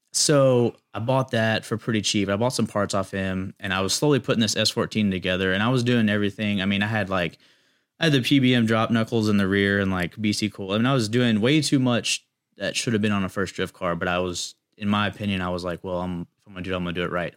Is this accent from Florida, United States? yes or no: no; Chapel Hill, North Carolina, United States; I grew up in Chapel Hill